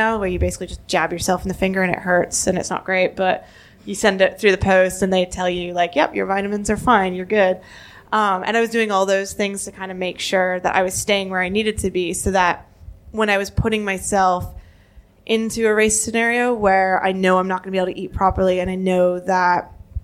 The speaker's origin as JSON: {"language": "English", "country": "Canada", "said": "I'm Canadian, not American."}